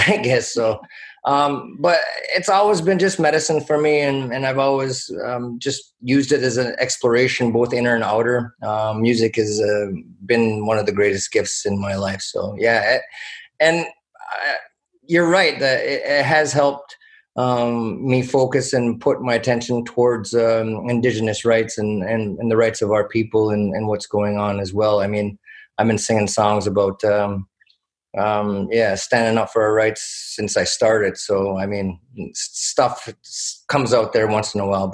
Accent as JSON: {"language": "English", "area": "Six Nations of the Grand River", "region": "Ontario", "country": "Canada", "said": "I'm from Six Nations of the Grand River."}